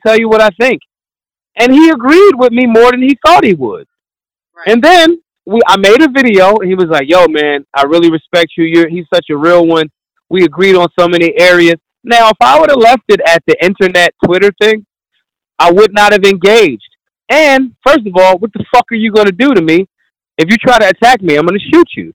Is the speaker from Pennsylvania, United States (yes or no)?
yes; Philadelphia, Pennsylvania, United States; I'm I'm from Philly